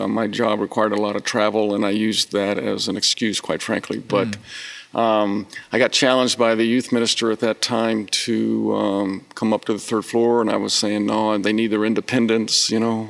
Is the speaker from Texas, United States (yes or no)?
yes; College Station, Texas, United States; also born or lived in Japan / Illinois / Germany; And so, I lived growing up, Japan, Illinois, Germany. My dad got stationed at Texas A&M when I was in eighth grade. And we were there through my junior year. And so I always consider College Station kind of my home.